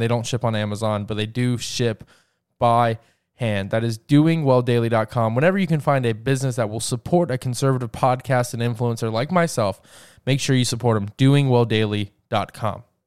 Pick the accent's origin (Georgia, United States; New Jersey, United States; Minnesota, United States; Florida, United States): Georgia, United States; my home state of Georgia